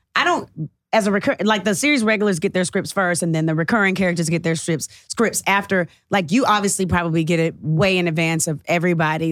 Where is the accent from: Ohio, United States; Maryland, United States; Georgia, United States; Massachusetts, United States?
Georgia, United States; Atlanta